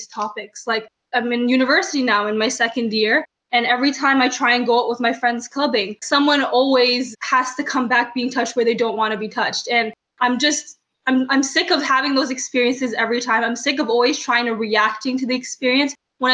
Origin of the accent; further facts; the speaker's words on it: Canada; growing up as a Canadian, but also as someone whose family is from Jamaica and from Hong Kong